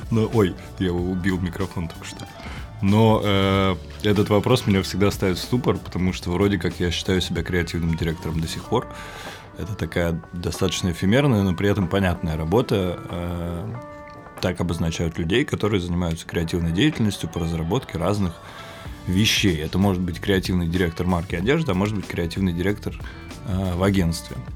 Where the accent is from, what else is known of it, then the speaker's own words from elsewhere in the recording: Moscow, Russia; 30 лет, родился и вырос в Москве.